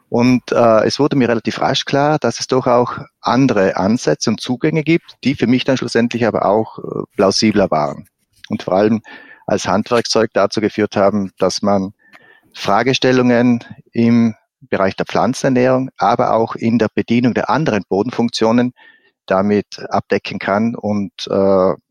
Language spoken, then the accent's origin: German; Trentino-Alto Adige, Italy; Also zuerst, ich bin äh, gebürtiger Südtiroler, habe in Südtirol ein Abi gemacht in einer Fachschule für äh, Obst- und Weinbau.